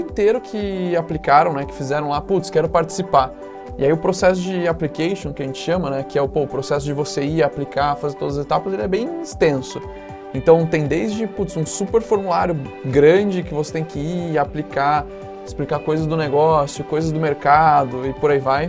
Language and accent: Portuguese; São José dos Campos, São Paulo, Brazil; also born or lived in Campinas; sou de São José dos Campos. Fiquei lá até a hora de fazer faculdade